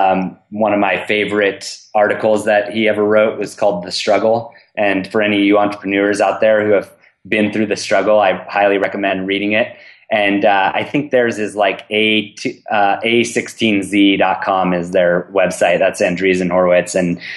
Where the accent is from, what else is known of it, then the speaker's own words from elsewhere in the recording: California, United States; That's one of the biggest things I realized how lucky I was growing up in the Bay Area.